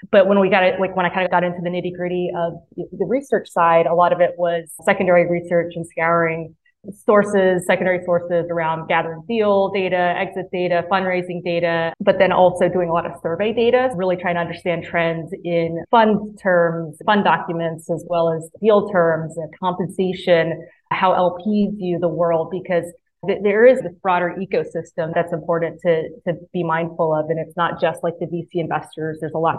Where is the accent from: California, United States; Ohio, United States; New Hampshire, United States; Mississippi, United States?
Mississippi, United States; moved away as an adult; You can't tell by my accent, but I actually grew up in Mississippi. And so I spent the first 18 years of my life there and loved it.